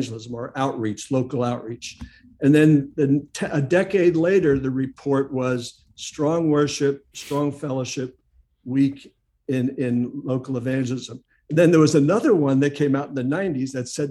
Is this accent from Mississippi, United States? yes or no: no; New York City, New York, United States; also born or lived in Long Island / Ridgewood, New Jersey; I grew up on Staten Island, so I was just south of Manhattan